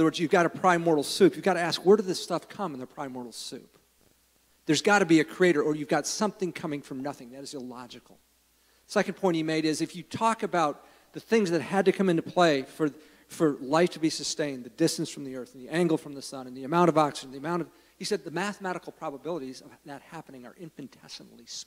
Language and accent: English; United States; I love living in the United States. I'm glad I'm an American.